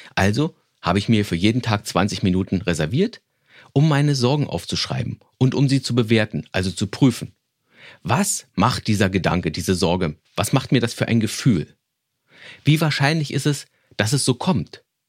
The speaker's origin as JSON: {"language": "German", "region": "Berlin", "country": "Germany", "tie": "born or raised there", "said": "meine Vorschule in Berlin, wo ich groß geworden bin"}